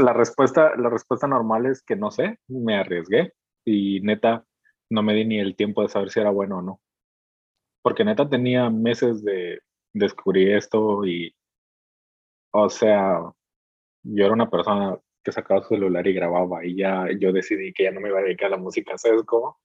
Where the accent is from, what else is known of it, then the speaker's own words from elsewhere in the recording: Veracruz, Mexico; now in Mexicali, Mexico; no vivo en la ciudad en la que, en la que nací, soy de Veracruz y actualmente vivo en Mexicali, Mexicali, Baja California